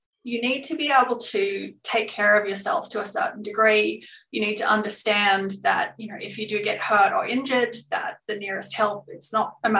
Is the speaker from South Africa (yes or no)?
no; Glenrowan, Victoria, Australia; I certainly drew on those experiences growing up in Glenrowan